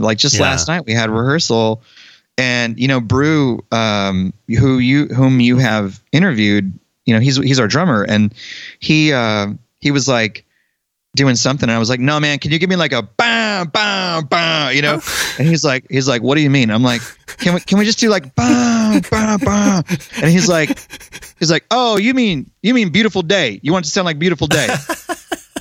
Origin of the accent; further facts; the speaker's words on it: Denton, Texas, United States; moved away as an adult; also born or lived in Annapolis, Maryland; I'm from Denton, Texas